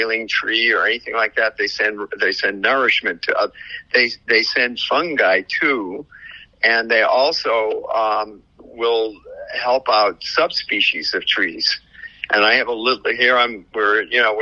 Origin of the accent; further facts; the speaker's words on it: New England, United States; moved away; I'm from New England.